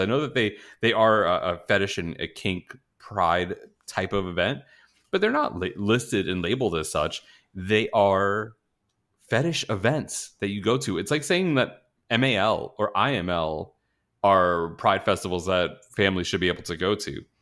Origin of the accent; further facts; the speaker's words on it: New York, United States; moved away; I grew up in New York